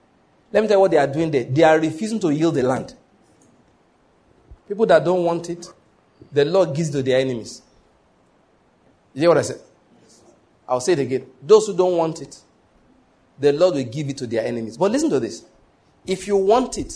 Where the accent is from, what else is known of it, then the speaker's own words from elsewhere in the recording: Ondo, Nigeria; moved away as an adult; also born or lived in Edo State / Lagos; now in Enugu, Nigeria; I was born in Ondo State, grew up in Ondo State